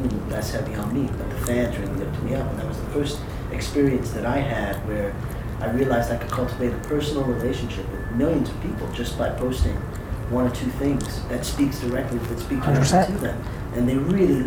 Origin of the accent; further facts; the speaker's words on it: New York City, New York, United States; I'm born and raised in the Bronx.